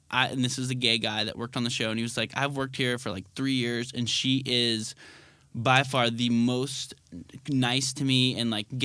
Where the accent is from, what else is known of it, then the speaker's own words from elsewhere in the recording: the South, United States; and we're all from the South.